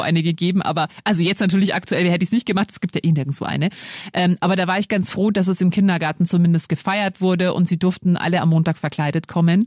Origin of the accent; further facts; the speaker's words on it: Lower Bavaria, Germany; Ich bin auch in Niederbayern groß geworden